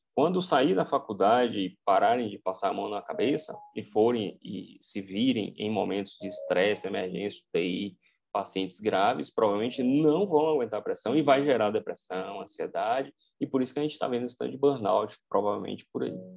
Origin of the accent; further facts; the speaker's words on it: Brazil; eu sou brasileiro, estou inserido nessa cultura